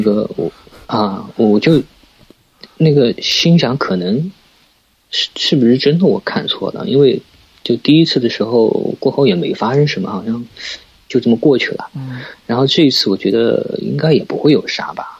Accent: Suzhou, Jiangsu, China; 我是苏州人，然后呢，家，呃，苏州一般，嗯，大家都知道是水乡嘛，嗯。呃，以前也是那种，也是有大运河的，然后我正好是住在那个经常大运河的边上，那边是一个运盐的码头

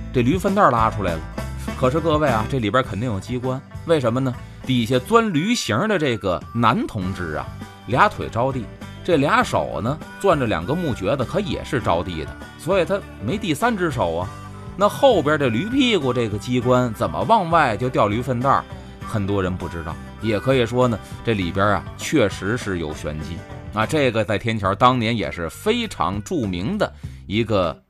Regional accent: Beijing, China; 我小时候在北京

